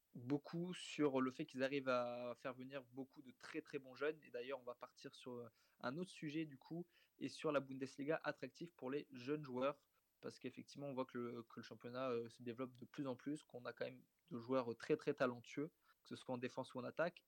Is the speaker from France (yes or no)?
yes; France; on est français